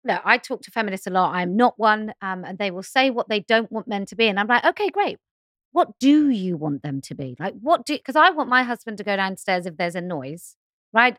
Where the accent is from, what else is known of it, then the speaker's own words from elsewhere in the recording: United Kingdom; I'm too British